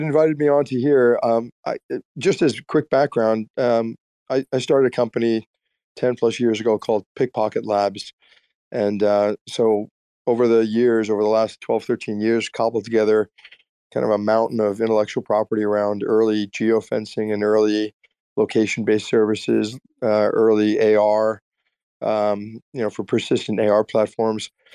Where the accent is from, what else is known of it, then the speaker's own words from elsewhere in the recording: Austin, Texas, United States; we're from Austin